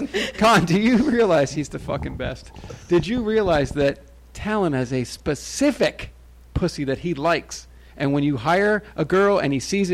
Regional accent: New Jersey, United States; I'm Jersey

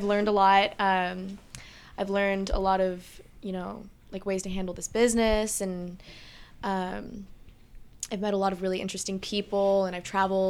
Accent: San Diego, California, United States; I am from San Diego, California.

